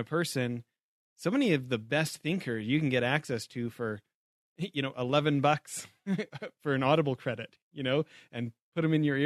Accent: Canada; moved away; back home in Canada

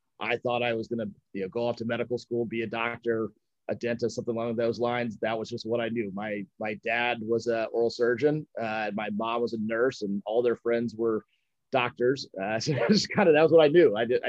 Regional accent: Dallas, Texas, United States; born there; also born or lived in Illinois / North Carolina / Mississippi / Scotland; So I was born in Dallas, Texas. Grew up kind of all over the place. My dad was in the Air Force, so we moved around a lot. Illinois, North Carolina, Texas, Mississippi, even over in Scotland for a little while through school.

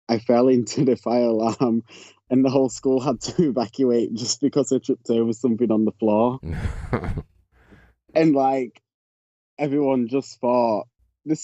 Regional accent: Yorkshire and the Humber, United Kingdom; also born or lived in Leeds; I'm from Yorkshire in the UK, which is the county. I live in the city of Leeds.

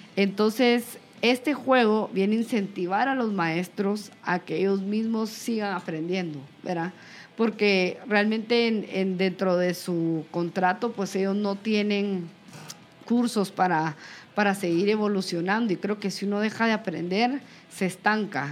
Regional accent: Guatemala

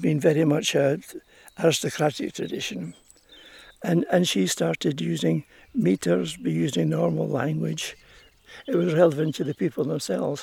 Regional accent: Ayrshire, Scotland, United Kingdom; now in Harris, United Kingdom; But not from here originally, I was born in Ayrshire. But I was coming up here as a youngster

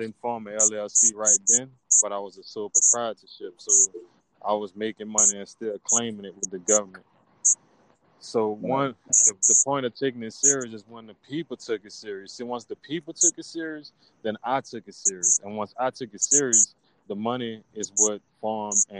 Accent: Opelousas, Louisiana, United States; from my hometown, from Opelousas

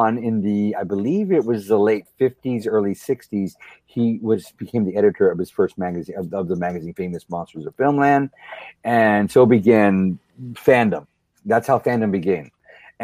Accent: near San Antonio, Texas, United States; I grew up near San Antonio, Texas

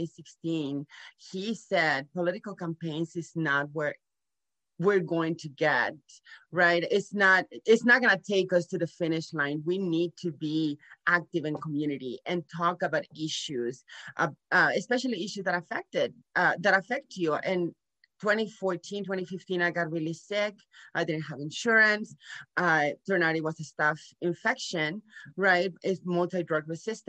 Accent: Nuevo Laredo, Tamaulipas, Mexico; born or raised there; moved away as an adult; also born or lived in San Antonio, Texas

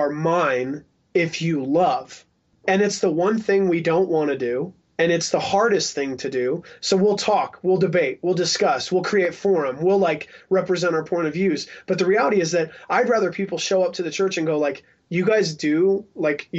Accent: Salt Lake City, Utah, United States; I'm also from the Salt Lake City hardcore scene

